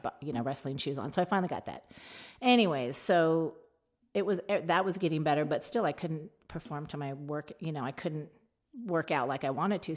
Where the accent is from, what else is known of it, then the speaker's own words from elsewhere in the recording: Tucson, Arizona, United States; also born or lived in Phoenix, Arizona; I moved from Tucson to Phoenix